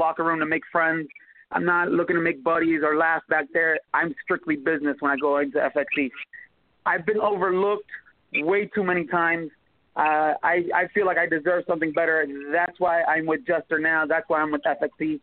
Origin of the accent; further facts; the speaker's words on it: Puerto Rico; now in United States; I grew up in Puerto Rico